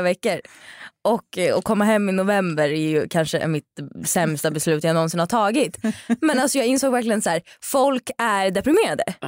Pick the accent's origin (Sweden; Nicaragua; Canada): Sweden; moved away as an adult; now in Rome, Italy; jag är född och uppvuxen i Sverige men nu sen eh, åtta månader tillbaka bor jag i Italien, i Rom